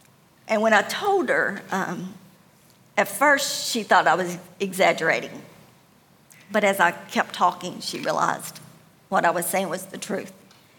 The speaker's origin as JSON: {"language": "English", "region": "Tennessee", "country": "United States", "tie": "born or raised there", "said": "I actually grew up in Middle Tennessee, but I couldn't call one place home because my family moved a lot."}